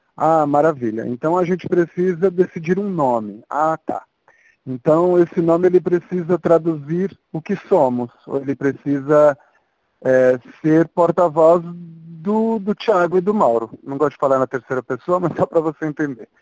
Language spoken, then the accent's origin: Portuguese; São Paulo, Brazil; also born or lived in Santiago, Chile; sou de São Paulo. É, que mais? E moro aqui desde sempre